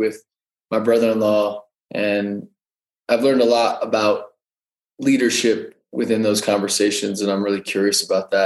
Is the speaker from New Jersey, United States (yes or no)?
yes; New Jersey, United States; moved away as an adult; also born or lived in New York / Denver; I grew up in New Jersey